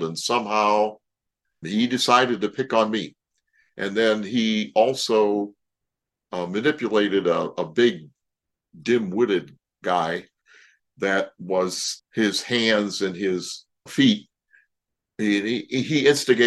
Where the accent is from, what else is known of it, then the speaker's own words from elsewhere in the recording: Toledo, Ohio, United States; I grew up in Toledo, Ohio.